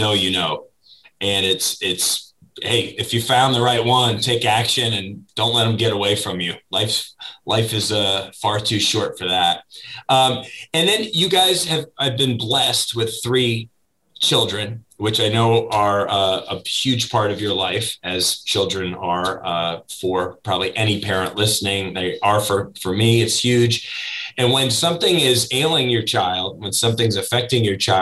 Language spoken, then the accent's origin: English; Northeast, United States; moved away as an adult; now in Florida, United States; I did not grow up in Florida. I was born and raised up in the Northeast. So I moved to Florida in my mid-20s